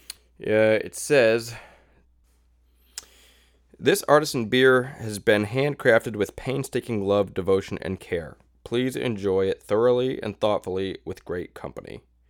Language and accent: English; Southington, Connecticut, United States; here in my hometown of Southington, Connecticut.